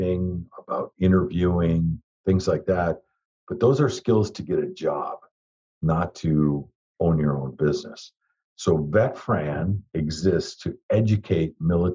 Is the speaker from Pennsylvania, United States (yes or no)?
no; upper Michigan, United States; moved away as an adult; now in South Florida, United States; I am born and raised in a small town in extreme upper Michigan on the shore of Lake Superior